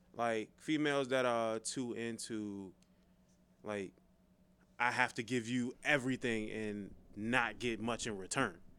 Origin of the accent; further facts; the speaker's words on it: Forestville, Maryland, United States; I'm from Forestville